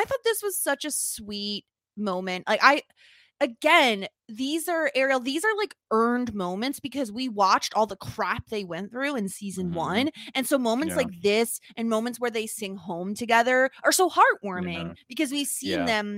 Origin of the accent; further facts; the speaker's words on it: New York, United States; Unsurprisingly, I'm from New York.